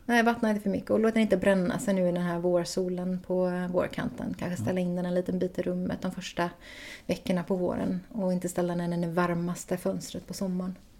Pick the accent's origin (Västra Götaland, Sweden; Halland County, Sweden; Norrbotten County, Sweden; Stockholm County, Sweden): Västra Götaland, Sweden; Floda; also born or lived in Gothenburg / Ljungskile / United States; född i Göteborg och sen när jag var ett så flyttade vi ut till Floda och där bodde vi tills jag var tio innan vi flyttade norrut till Ljungskile